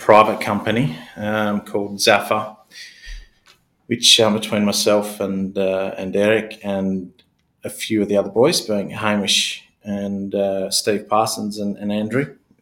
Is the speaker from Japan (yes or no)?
no; Kalgoorlie, Western Australia, Australia; I was born and bred in Kalgoorlie, spent a good part of my youth in that part of the world